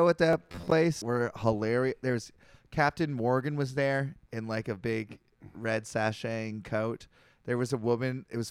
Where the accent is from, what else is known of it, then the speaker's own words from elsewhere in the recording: Canada; I'm a Canadian.